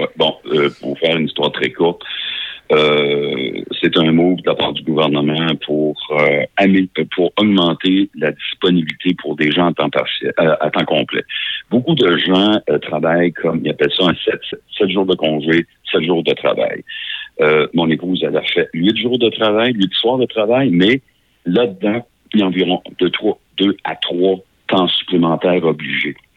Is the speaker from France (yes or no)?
no; Beauce, Quebec, Canada; je viens de la Beauce